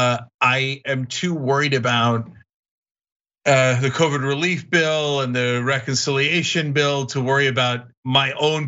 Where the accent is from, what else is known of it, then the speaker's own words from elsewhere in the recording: New Jersey, United States; growing up in New Jersey